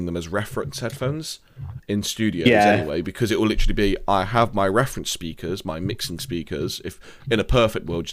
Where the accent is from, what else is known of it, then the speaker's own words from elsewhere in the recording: Nottingham, East Midlands, United Kingdom; accent: Nottingham; my proper Nottingham accent